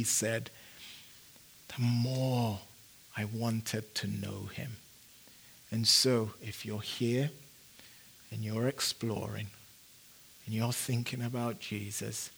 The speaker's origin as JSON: {"language": "English", "region": "London", "country": "United Kingdom", "tie": "born or raised there", "also_born_or_lived": "Phoenix", "moved": "as an adult", "lives_now": "United States", "said": "growing up in London"}